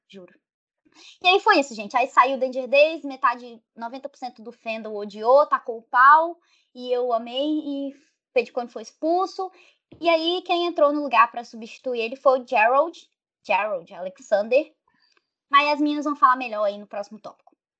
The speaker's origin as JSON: {"language": "Portuguese", "region": "Rondônia", "country": "Brazil", "tie": "born or raised there", "moved": "yes", "lives_now": "Espírito Santo, Brazil", "said": "eu nasci em Rondônia, então, tipo assim, lá não tinha esse negócio de movimento punk, movimento emo. Na minha cidade, era uma cidade de interior do estado"}